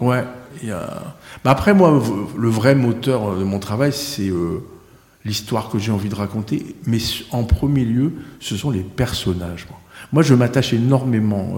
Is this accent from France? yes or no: yes; the North, Hauts-de-France, France; moved away as an adult; also born or lived in Marseille / Saint-Émilion; now in Pau, France; Je suis du Nord parce que ma famille maternelle est originaire du Nord, parce que j'ai vécu 33 ans